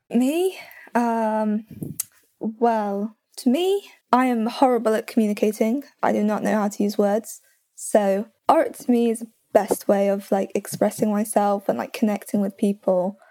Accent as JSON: {"language": "English", "country": "United Kingdom", "said": "I'm the British one"}